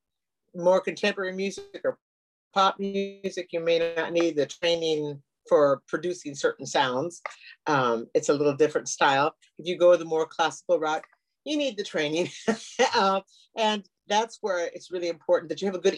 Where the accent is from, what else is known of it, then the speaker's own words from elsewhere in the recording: Lincoln, Nebraska, United States; moved away as an adult; also born or lived in Costa Rica; now in Oregon, United States; I was born and raised in Lincoln, Nebraska